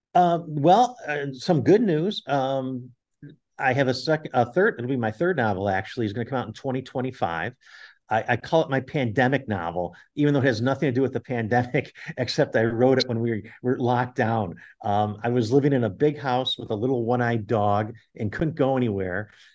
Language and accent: English; Buffalo, New York, United States; my hometown